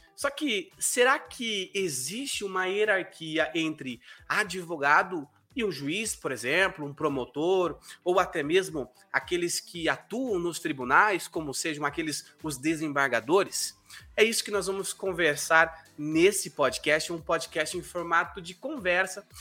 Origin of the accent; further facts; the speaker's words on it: South Region, Brazil; accent: southern; also born or lived in Curitiba, Brazil; eu moro na cidade de Curitiba. Me, a, talvez até o meu sotaque me denuncie, né? Por ser aqui do sul